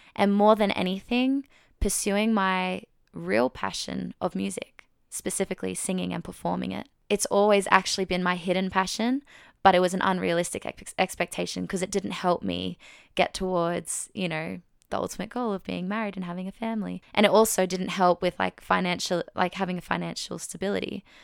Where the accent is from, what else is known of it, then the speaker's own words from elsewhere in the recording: Australia; I'm twenty-six from Australia